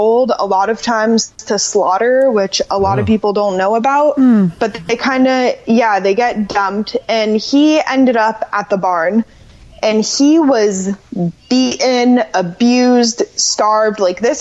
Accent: Orlando, Florida, United States; I grew up in Orlando, and I grew up riding horses

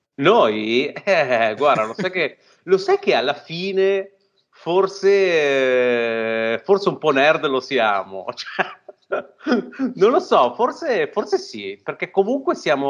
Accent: Genoa, Liguria, Italy; noi, ironicamente, essendo genovesi

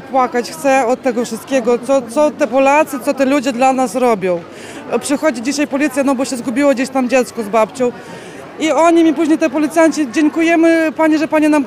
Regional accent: Ukraine; now in Poland; Ja jestem sama z Ukrainy, obywatelką, no. znaczy teraz jestem już obywatelką Polski

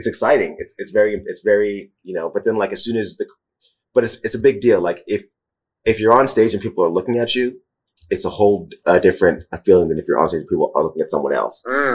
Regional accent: New York, United States; now in Portland, United States; I'm from New York

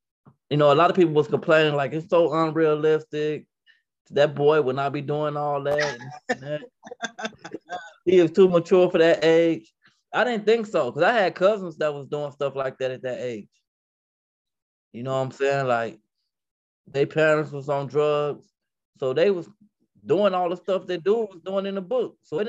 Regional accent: Chicago, Illinois, United States; also born or lived in Minnesota; now in Indiana, United States; No, I'm originally from Chicago. Mm-hmm. Yeah, I live in Indiana now, though. I lived in Minnesota most of my life, though.

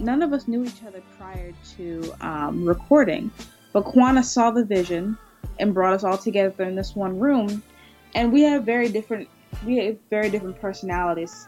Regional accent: California, United States; now in New York, United States; I'm from the West Coast, so I'm from Cali

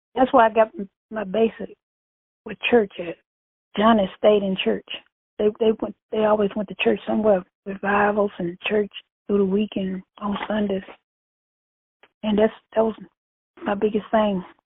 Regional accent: Bastrop, Louisiana, United States; I'm from Bastrop, Louisiana

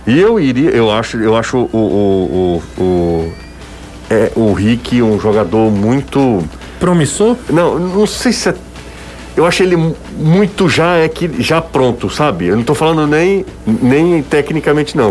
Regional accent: Crato, Ceará, Brazil; now in Fortaleza, Brazil; Desde a minha infância lá no Crato que eu torço o Ceará. Eu vim do Crato para cá

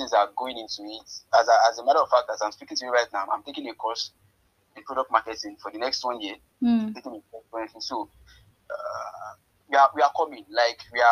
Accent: Ayete, Oyo, Nigeria; I'm from Ayete, to be precise. My dad is from Ayete, my mom is from Ikiri

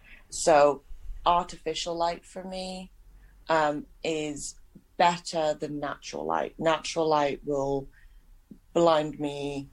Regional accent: Pontypool, Wales, United Kingdom; now in Indiana, United States; I'm from Pontypool in Wales.

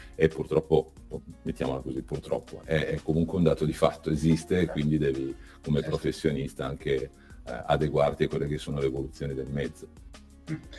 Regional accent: Cuneo, Piedmont, Italy; moved away as an adult; sono cresciuto a Cuneo

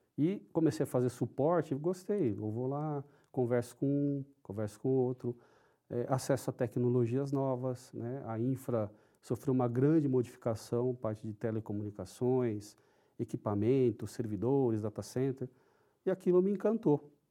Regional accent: São Paulo, Brazil; first language Japanese; Portuguese is a second language; Eu nasci em São Paulo, sou paulistano

